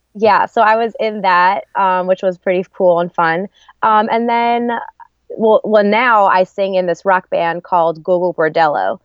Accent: New Jersey, United States; also born or lived in Arizona; I grew up in New Jersey. Um, I was born, though, in Arizona on the army base camp.

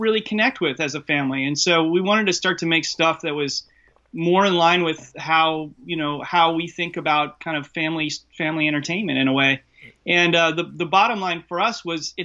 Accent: Washington, District of Columbia, United States; I grew up on the East Coast in the DC bubble, inside the kind of political machine in a way.

